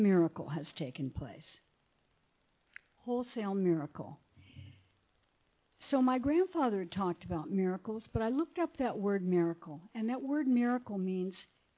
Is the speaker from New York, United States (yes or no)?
no; Pomona, California, United States; also born or lived in Akron, Ohio; now in Laguna Beach, United States; they brought me to California on a train. And we settled in Pomona